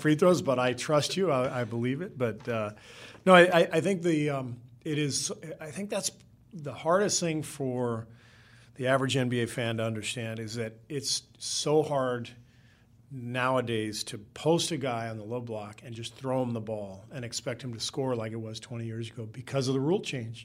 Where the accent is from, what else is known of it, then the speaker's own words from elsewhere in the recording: California, United States; I'm from California